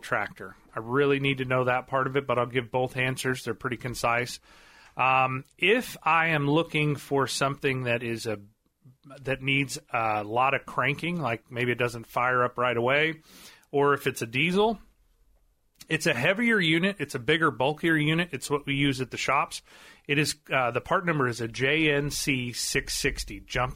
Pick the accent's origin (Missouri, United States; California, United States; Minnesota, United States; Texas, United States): Missouri, United States; Marionville; I grew up there in Marionville